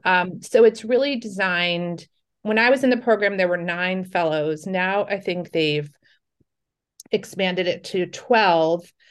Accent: New York, United States; I'm from New York

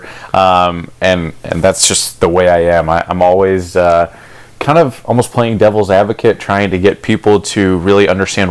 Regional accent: Cleveland, Ohio, United States; I grew up in Cleveland

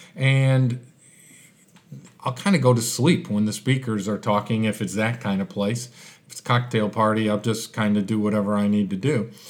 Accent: Chicago, Illinois, United States; moved away as an adult; now in Adelaide, Australia; with my accent, uh, Chicago was home. That's where I had lived my life, and all of a sudden I was deposited in Australia, Adelaide

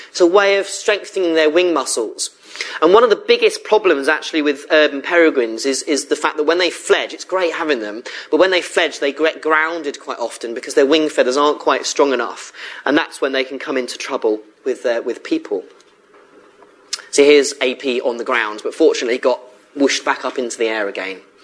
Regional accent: Surrey, South East England, United Kingdom; moved away as an adult; now in Bristol, United Kingdom; I came to Bristol originally in 1998 as a student, and I came from Surrey

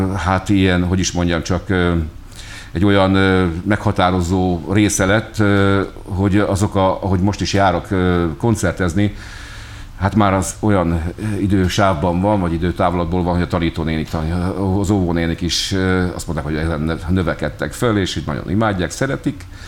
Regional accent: Hungary; vagyunk mi magyarok

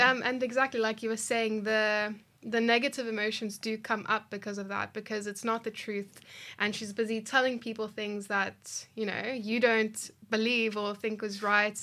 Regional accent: South Africa; I grew up in Dunville

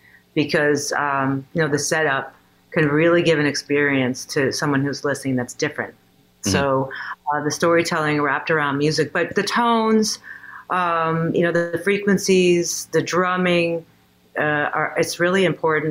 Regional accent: New York City, New York, United States; I grew up in Queens.

